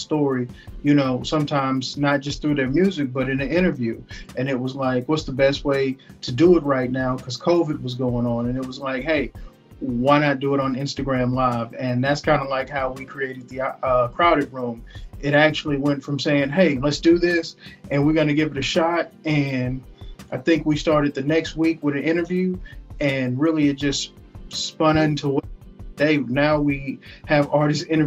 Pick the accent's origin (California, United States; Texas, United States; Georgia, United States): Texas, United States; I'm from Texas.